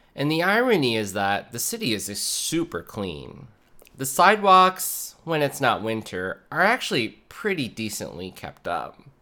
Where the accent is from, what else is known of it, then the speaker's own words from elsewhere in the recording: Minneapolis suburbs, Minnesota, United States; I've been living in Minneapolis, my hometown, and I, okay, I grew up in the suburbs, but I lived in Minneapolis for ten years